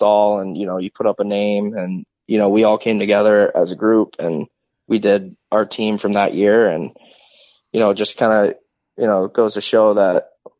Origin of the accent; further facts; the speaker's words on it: Connecticut, United States; moved away; my hometown, you know, close to home.